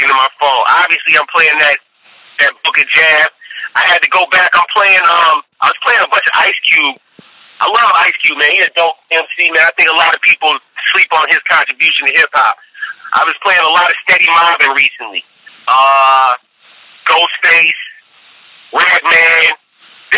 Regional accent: Chicago, Illinois, United States; now in Atlanta, United States; I'm from Chicago

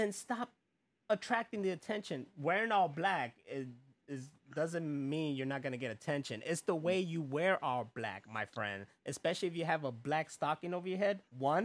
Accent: Chicago, Illinois, United States; I'm a Chicagoan.

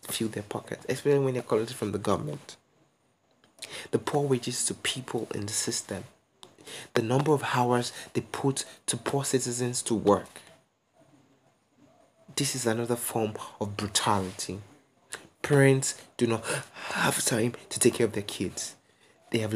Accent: Nigeria; as a Nigerian youth

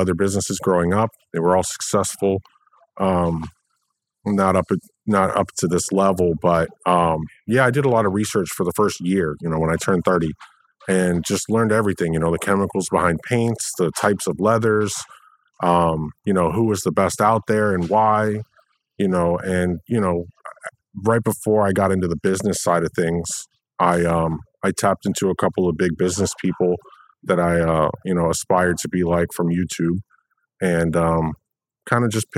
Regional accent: Delray Beach, Florida, United States; I grew up in Delray Beach, Florida

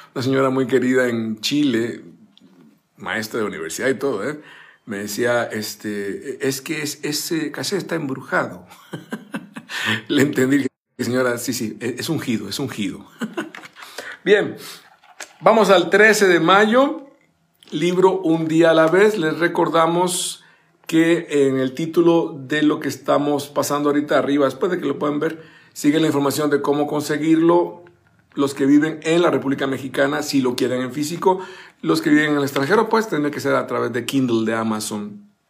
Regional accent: Zapote, San José, Costa Rica; moved away; allá en mi bella Costa Rica, en mi país natal, llevar la Biblia al colegio, yo estaba con los salesianos, el Don Bosco de Zapote

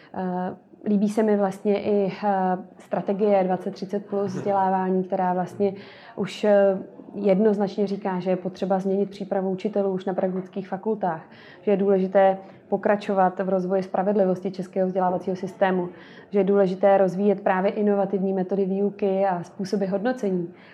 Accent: Most, Ústí nad Labem Region, Czechia; já pocházím ze severních Čech, z Mostu

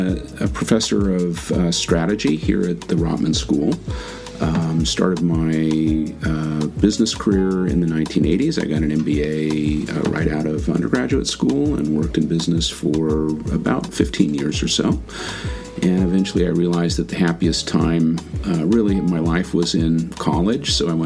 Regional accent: California, United States; Californian originally. I've lived all over the place, rarely anywhere for more than 2 or 3 years.

